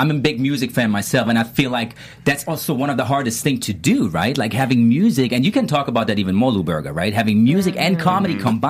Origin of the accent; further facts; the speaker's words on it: Germany; I'm the funniest from Germany.